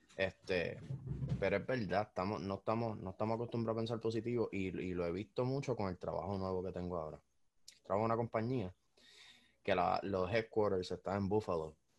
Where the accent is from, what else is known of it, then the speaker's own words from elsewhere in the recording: Puerto Rico; uno como puertorriqueño